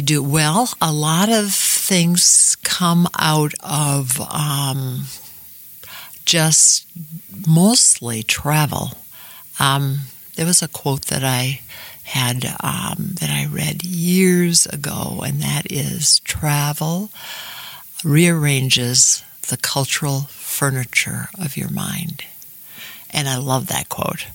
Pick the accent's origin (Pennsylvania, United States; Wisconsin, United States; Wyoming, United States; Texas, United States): Wisconsin, United States; Shorewood; a young gal growing up in Shorewood